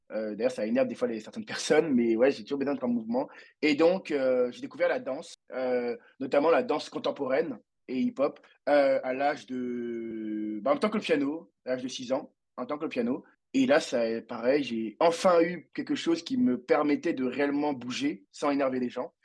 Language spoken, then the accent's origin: French; Abidjan, Côte d’Ivoire; also born or lived in Paris; je viens de Côte d'Ivoire à Abidjan